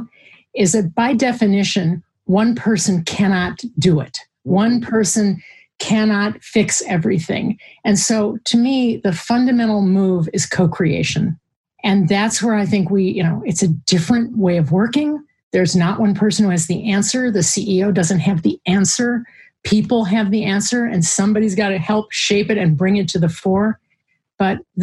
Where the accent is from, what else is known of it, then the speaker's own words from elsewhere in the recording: Chicago, Illinois, United States; I'm from Chicago.